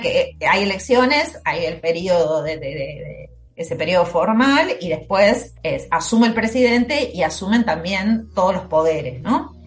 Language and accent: Spanish; Argentina; nací en Argentina, vivo en Argentina